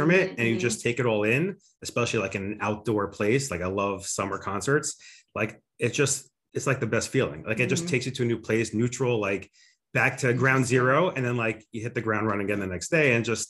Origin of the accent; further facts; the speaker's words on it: Highland Park, New Jersey, United States; I grew up in Highland Park, New Jersey.